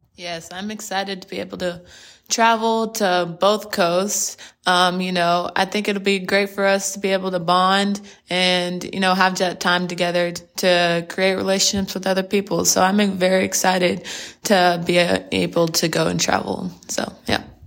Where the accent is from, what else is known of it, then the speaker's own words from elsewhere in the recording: Plano, Texas, United States; I'm from Plano, Texas, which is based out of the Dallas area